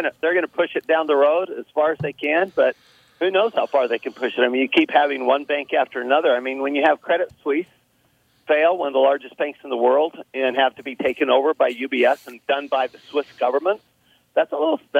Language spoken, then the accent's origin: English; Salt Lake City, Utah, United States; also born or lived in Paris, France; I grew up in Salt Lake City, Utah.